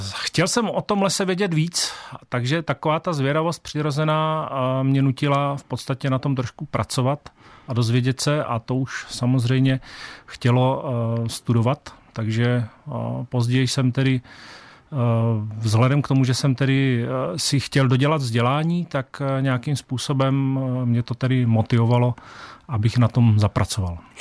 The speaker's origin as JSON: {"language": "Czech", "town": "Olomouc", "region": "Olomouc Region", "country": "Czechia", "tie": "born or raised there", "said": "A já jsem v podstatě rodilý Hanák z Olomouce"}